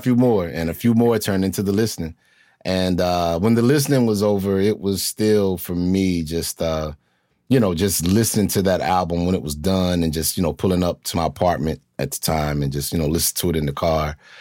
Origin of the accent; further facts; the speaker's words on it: North Carolina, United States; I grew up in, in North Carolina